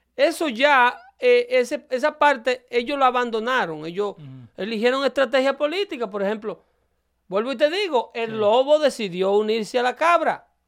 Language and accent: Spanish; Dominican Republic; now in United States; yo soy de República Dominicana